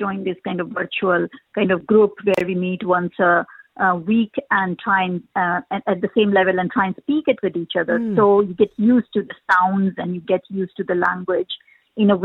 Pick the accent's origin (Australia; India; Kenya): India; moved away as an adult; also born or lived in United Kingdom; now in Ireland; I come from India. I moved to the UK 20 years ago from there